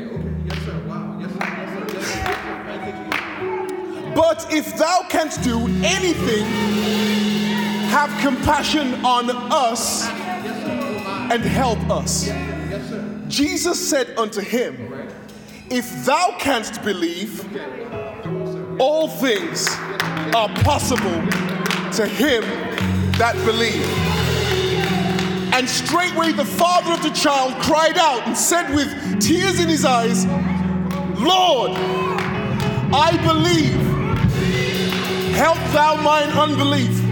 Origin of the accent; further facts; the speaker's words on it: United Kingdom; I grew up in the United Kingdom of Great Britain and Northern Ireland